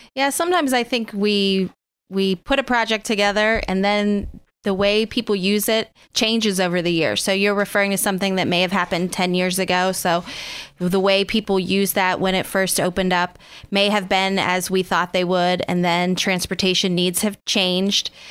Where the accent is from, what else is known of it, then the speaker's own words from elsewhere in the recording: Oil City, Pennsylvania, United States; I grew up outside of Oil City